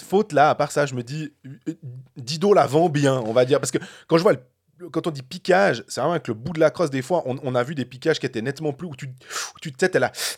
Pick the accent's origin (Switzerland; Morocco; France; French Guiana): Switzerland; en tant que Suisse